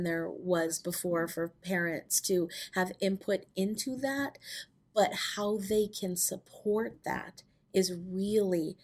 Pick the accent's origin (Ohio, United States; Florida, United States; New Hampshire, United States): New Hampshire, United States; Manchester; I grew up in New Hampshire, in Manchester, New Hampshire